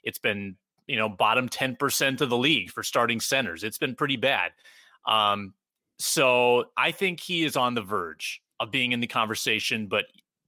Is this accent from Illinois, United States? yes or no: no; South Dakota, United States; now in Minneapolis, United States; For those that don't know, I'm from Southeastern South Dakota. And, there's some rural minded folks around there.